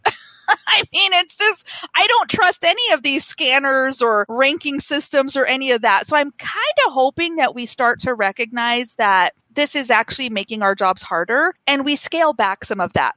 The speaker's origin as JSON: {"language": "English", "region": "Kansas", "country": "United States", "tie": "born or raised there", "said": "poor kids like me in the middle of Kansas"}